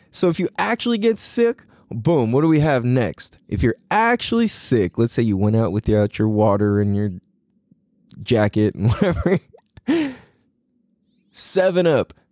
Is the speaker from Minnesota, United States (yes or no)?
no; San Diego, California, United States; being half Chinese and half Norwegian, it automatically puts me in a really weird place. Because growing up in Mira Mesa